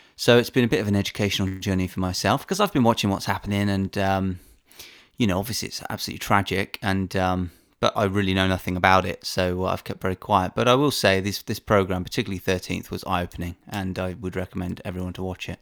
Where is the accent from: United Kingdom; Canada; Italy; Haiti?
United Kingdom; as a Brit